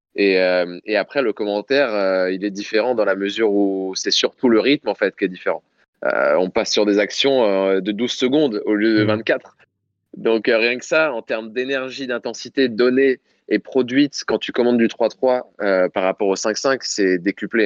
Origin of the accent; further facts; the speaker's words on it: Paris, Île-de-France, France; en tant que Parisien